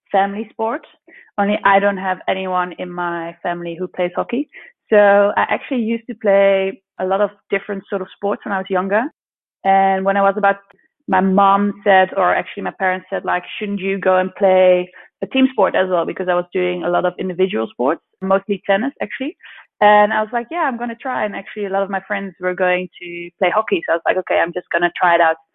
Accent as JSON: {"language": "English", "country": "Netherlands", "tie": "born or raised there", "said": "From The Hague. We're both living in Holland at the moment."}